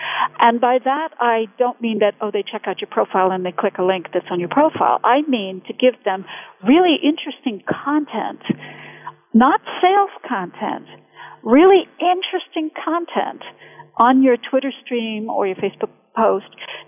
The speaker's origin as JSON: {"language": "English", "country": "United States", "accent": "mid-Atlantic", "moved": "yes", "lives_now": "Bedford, United Kingdom", "said": "I'm originally from the U.S., but I've lived in England going on 20 years now, so my accent's a bit mid-Atlantic is what they call it, you know, so it kind of fluctuates."}